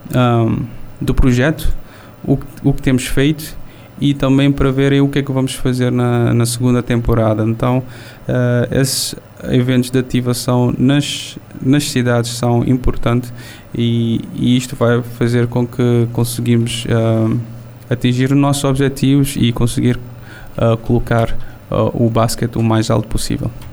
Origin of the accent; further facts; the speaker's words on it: São Vicente island, Cape Verde; Estou aqui na Ilha dos são Vicente, Ilha das Caras, a ilha onde nasci